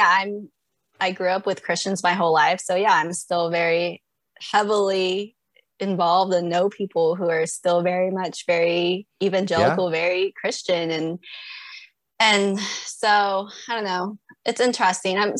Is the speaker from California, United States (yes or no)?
yes; Fresno, California, United States; now in Bakersfield, United States; I grew up in Fresno. The armpit of California my whole life.